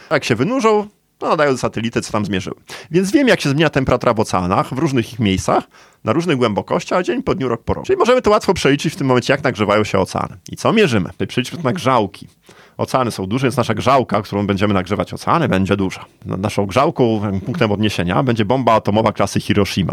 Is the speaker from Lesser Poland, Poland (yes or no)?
no; Gdańsk, Pomeranian Voivodeship, Poland; Ja jestem z Gdańska. Moje rodzinne miasto